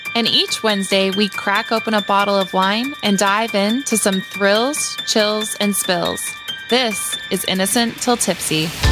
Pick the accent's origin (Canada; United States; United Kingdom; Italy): Canada; Maritime provinces; moved away; even though I'm from Maritime Canada